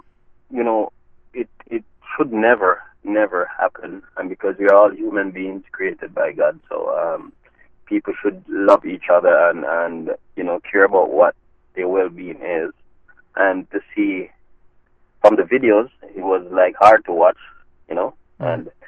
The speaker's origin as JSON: {"language": "English", "country": "Jamaica", "also_born_or_lived": "southeastern Manitoba, Canada", "moved": "as an adult", "lives_now": "Manitoba, Canada", "said": "We're from Jamaica. My wife and I moved here 10 years ago."}